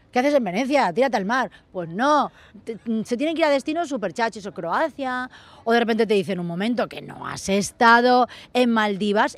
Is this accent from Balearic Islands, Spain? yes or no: yes; Mallorca, Balearic Islands, Spain; moved away; todos los fines de semana me venía a Mallorca